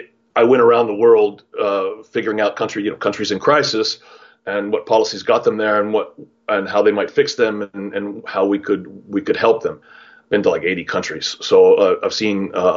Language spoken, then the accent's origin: English; California, United States; moved away as an adult; I'm a sixth generation Californian, maybe start with that, very proud, and happy to have been able to come back to my hometown to live.